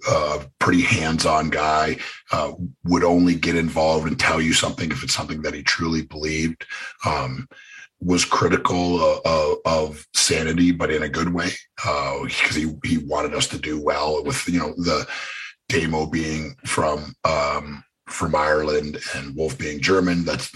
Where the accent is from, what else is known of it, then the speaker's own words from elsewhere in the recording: Canada; Cause my gimmick was, I didn't say anything and I was from Canada.